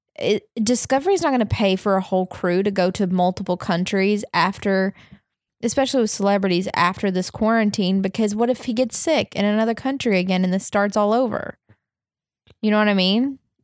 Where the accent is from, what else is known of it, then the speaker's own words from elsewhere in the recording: the South, United States; moved away; I grew up in the South